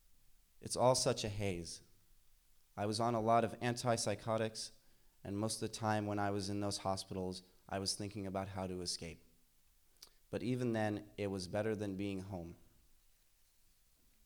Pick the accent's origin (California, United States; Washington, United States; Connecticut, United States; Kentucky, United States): California, United States; San Francisco; I'm from San Francisco. I have two generations here on my dad's side and three on my mother's.